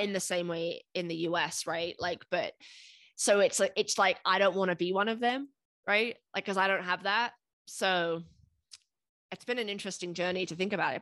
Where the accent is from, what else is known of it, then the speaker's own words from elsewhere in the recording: United Kingdom; moved away as an adult; now in United States; growing up in the United mm. Kingdom